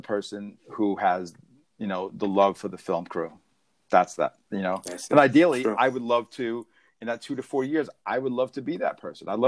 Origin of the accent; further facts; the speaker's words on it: New York, United States; moved away as an adult; now in Los Angeles, United States; we're both from New York